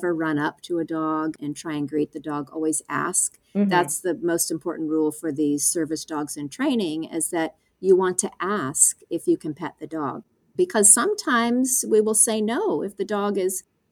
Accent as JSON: {"language": "English", "town": "Seal Beach", "region": "California", "country": "United States", "tie": "born or raised there", "said": "I grew up in Seal Beach, California"}